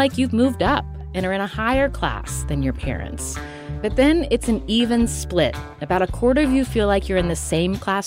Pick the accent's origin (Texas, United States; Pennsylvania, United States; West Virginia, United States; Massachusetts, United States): West Virginia, United States; Charleston; my hometown of Charleston, West Virginia